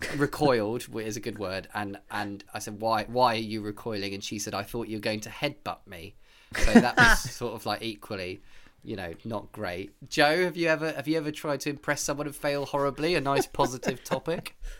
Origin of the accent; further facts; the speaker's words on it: United Kingdom; I am British